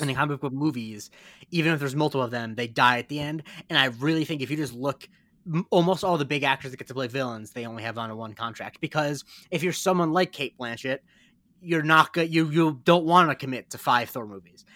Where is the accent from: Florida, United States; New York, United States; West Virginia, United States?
Florida, United States; Punta Gorda; I'm from Punta Gorda, Florida